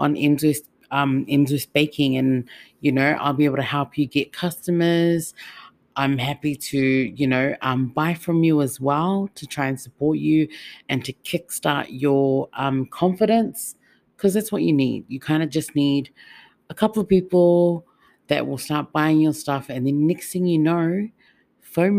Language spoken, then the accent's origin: English; Auckland, New Zealand; now in Melbourne, Australia; I'm not originally from Melbourne. I'm from Otara. You know, I'm from Auckland. I'm from home. Like, to me, that's my home. And I've migrated here.